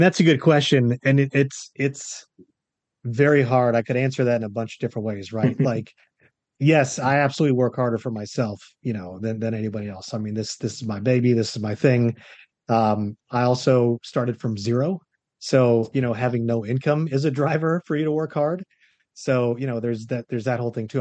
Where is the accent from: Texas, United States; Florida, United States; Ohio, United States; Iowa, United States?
Florida, United States; moved away as an adult; also born or lived in North Carolina; I was born and raised in Florida. I also went to college here.